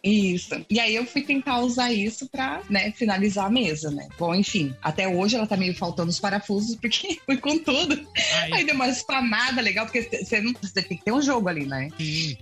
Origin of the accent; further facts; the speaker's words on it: Brazil; todos nós que somos brasileiros